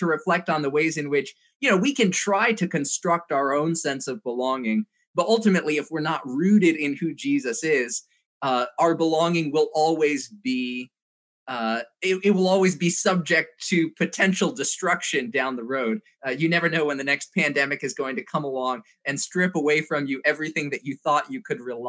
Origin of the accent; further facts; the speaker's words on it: Indonesia; now in United States; because I grew up overseas in Indonesia and had sort of a mixed understanding of my sense of national identity because I had parents who were from America and I was very white in a country that was not very white. And then I moved back to the States